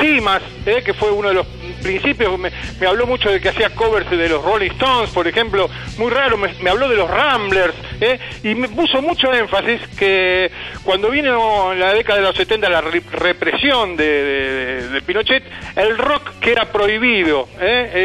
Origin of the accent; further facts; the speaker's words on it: Argentina; en mi país, en Argentina